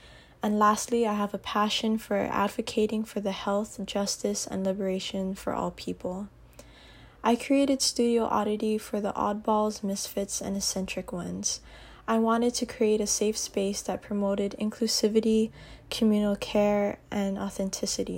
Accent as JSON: {"language": "English", "town": "Aiea", "region": "Hawaii", "country": "United States", "tie": "born or raised there", "said": "I am a third-generation Filipino interdisciplinary artist and cosmetologist born and raised in Aiea, Hawaii"}